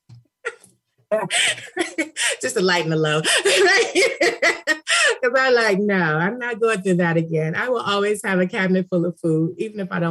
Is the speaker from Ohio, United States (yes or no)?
yes; Cleveland, Ohio, United States; now in California, United States; I'm from Cleveland